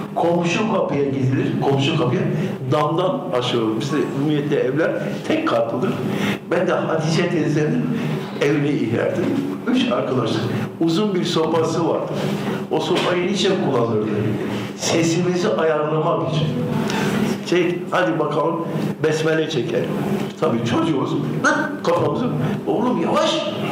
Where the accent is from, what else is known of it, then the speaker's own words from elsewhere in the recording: Urfa, Şanlıurfa, Turkey; moved away as an adult; also born or lived in Istanbul; Ben Urfalıyım diyorum.